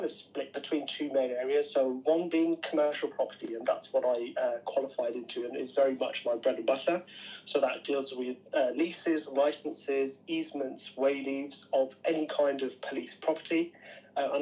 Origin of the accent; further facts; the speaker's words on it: Birmingham, West Midlands, United Kingdom; I'm from Birmingham originally.